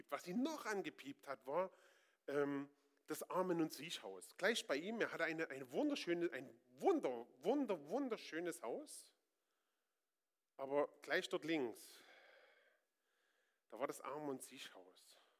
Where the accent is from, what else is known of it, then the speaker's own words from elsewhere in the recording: Northern Germany, Germany; Ich bin da überhaupt und sowieso recht stur. Ich bin Norddeutscher. Ich muss da gar nichts.